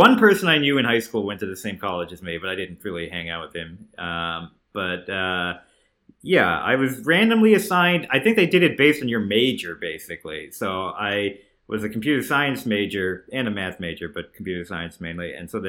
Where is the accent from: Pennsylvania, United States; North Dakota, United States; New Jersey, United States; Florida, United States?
New Jersey, United States; I grew up in New Jersey. I used to go to the Bridgewater Mall, Short Hills Mall.